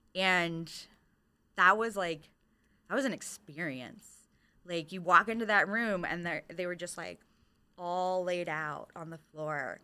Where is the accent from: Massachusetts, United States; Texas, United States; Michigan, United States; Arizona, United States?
Michigan, United States; moved away; I'm originally from Michigan.